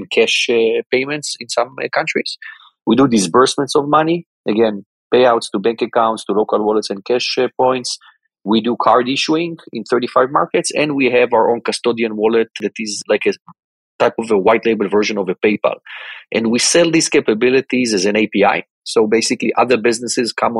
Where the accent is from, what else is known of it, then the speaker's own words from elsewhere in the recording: Tel Aviv, Tel Aviv District, Israel; born and grew up in Israel my entire life. Basically, I'm from the Tel Aviv area, went to school in Tel Aviv